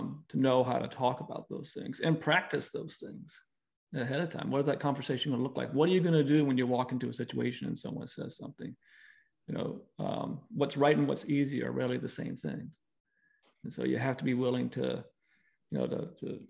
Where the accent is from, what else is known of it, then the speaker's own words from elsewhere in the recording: Virginia, United States; moved away as an adult; also born or lived in Utah; I'm from Virginia, born and raised, and my wife and I just moved back here, you know, back in June.